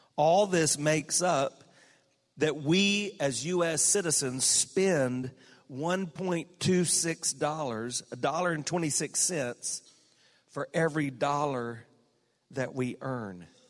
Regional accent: South Carolina, United States; my home state

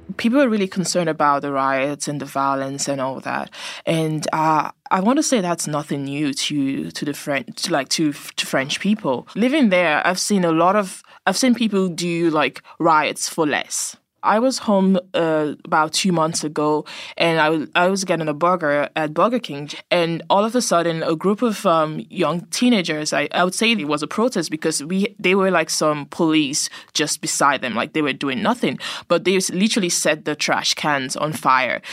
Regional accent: Nigeria; I'm Nigerian, so I would know a whole lot of other Nigerian families there

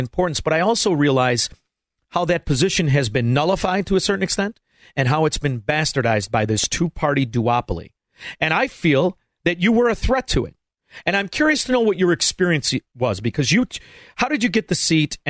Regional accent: Chicago, Illinois, United States; growing up in the sewer of corruption, Chicago

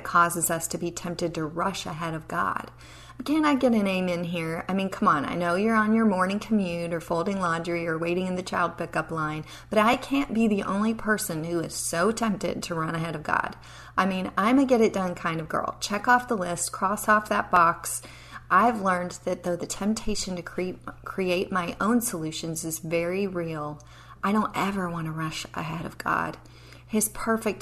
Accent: Appalachian Mountains, United States; I grew up in the Appalachian Mountains

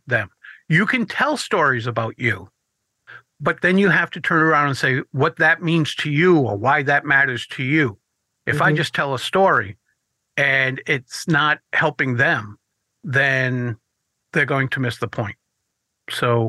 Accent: Rhode Island, United States; Two of us are from Rhode Island

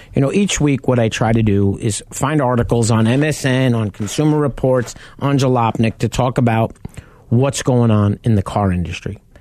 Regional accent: New York, United States; a kid from New York

